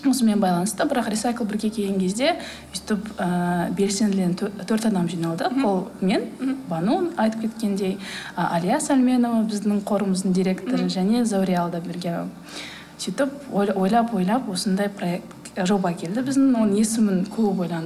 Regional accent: Kazakhstan; moved away; мен мысалы ауылда өстім

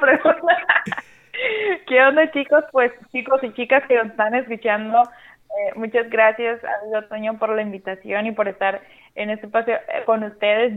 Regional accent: Sinaloa, Mexico; moved away as an adult; now in Baja California, Mexico; yo soy de Sinaloa, pero ya tengo alrededor de casi seis años viviendo acá en Baja California

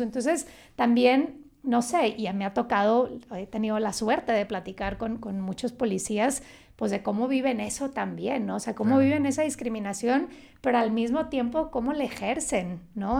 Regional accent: San Pedro Garza García, Nuevo León, Mexico; yo me digo que soy de Monterrey, soy de Monterrey, pues la verdad es que nací y crecí en San Pedro

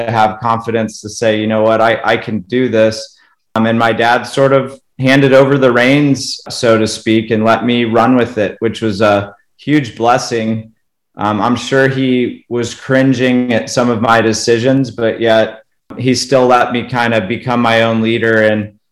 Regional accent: Colorado, United States; moved away as an adult; also born or lived in Pennsylvania; born and raised in Colorado

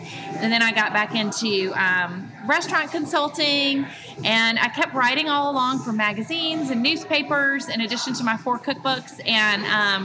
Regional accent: Memphis, Tennessee, United States; also born or lived in Washington, District of Columbia, United States / France; I grew up in Memphis. I've lived here most of my life

